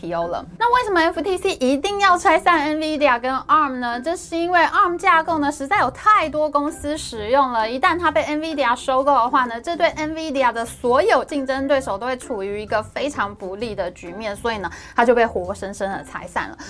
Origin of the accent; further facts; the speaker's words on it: Taiwan; 哇，我们台湾人在世界半导体产业的。影响力实在太大，人实在太多了吧？